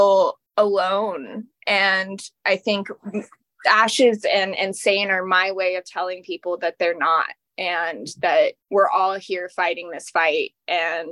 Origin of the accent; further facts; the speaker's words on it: Austin, Texas, United States; I'm from Austin, Texas